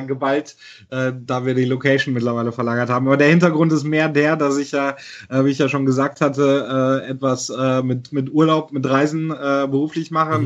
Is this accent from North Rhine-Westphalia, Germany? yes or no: yes; near Cologne, North Rhine-Westphalia, Germany; ich bin tatsächlich äh, in, im Kölschgürtel geboren bei Köln mhm. ähm, und dort aufgewachsen.